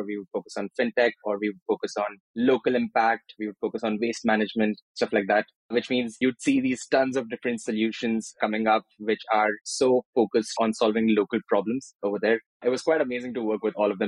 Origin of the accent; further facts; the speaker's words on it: Maharashtra, India; moved away as an adult; also born or lived in Andhra Pradesh / Newcastle, United Kingdom; now in Portugal; I was born in Andhra Pradesh, which is in the south, and I grew up in Maharashtra, so which is basically the state where Bombay is, or Mumbai.